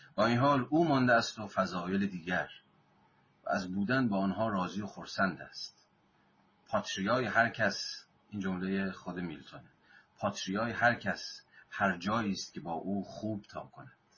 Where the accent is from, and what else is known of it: Iran